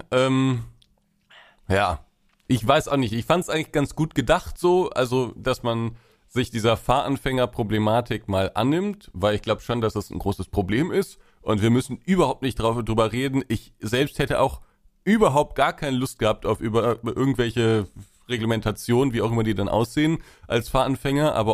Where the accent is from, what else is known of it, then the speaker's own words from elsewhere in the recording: Essen, North Rhine-Westphalia, Germany; ich komme ja aus Essen, beziehungsweise wohne in Essen